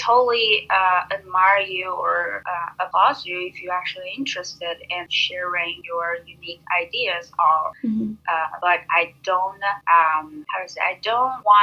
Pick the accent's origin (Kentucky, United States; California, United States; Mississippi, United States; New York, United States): New York, United States; I'm from New York